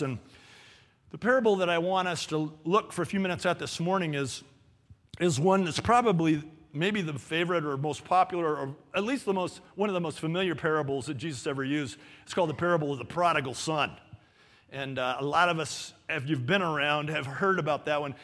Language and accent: English; Los Angeles, California, United States; moved away; I grew up in Canoga Park.